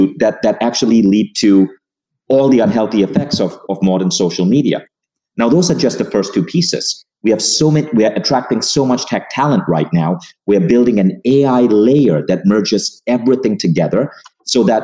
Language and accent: English; Malaysia; also born or lived in United States; now in Estonia; I had to go back to my home country of Malaysia